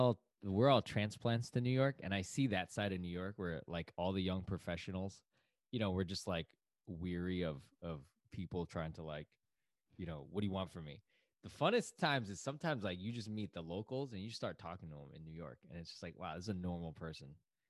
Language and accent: English; China; now in United States; I'm from the East Coast. Okay, well, I'm from China, but like, I'm from the East Coast.